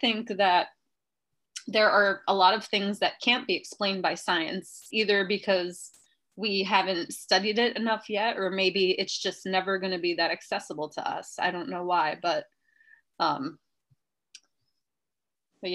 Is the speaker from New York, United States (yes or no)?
yes; New York City, New York, United States; Where I grew up in Queens, everything was built in like the 50s